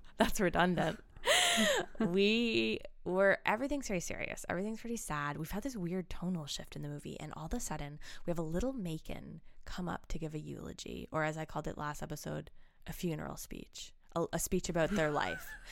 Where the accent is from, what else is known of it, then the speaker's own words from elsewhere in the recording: Ancaster, Ontario, Canada; moved away; in my hometown of Ancaster